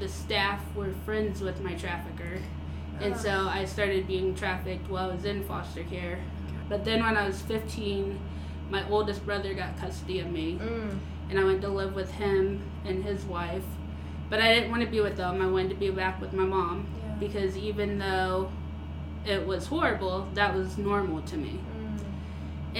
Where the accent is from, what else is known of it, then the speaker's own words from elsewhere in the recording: Central Florida, United States; I grew up in Central Florida